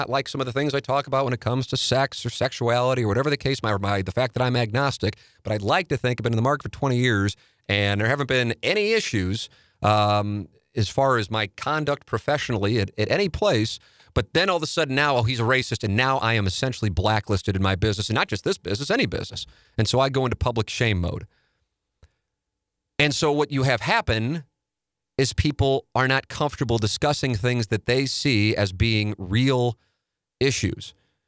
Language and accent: English; St. Louis, Missouri, United States; And I talk about me observing growing up in South City, the race problem that I without question believe is the case, that I know pisses some people off in St. Louis when I say it